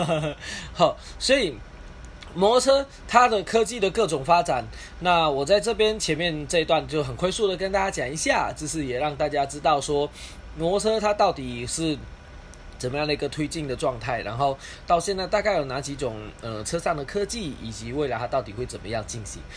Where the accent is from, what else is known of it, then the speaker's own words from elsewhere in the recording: Malaysia; 我是来自马来西亚的